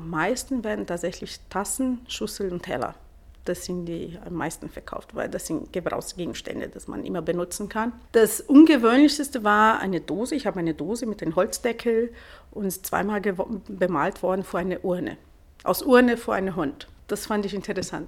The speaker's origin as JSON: {"language": "German", "country": "Brazil", "also_born_or_lived": "Italy (ancestry)", "second_language": "German", "moved": "yes", "lives_now": "Munich, Germany", "said": "Ich komme aus Brasilien."}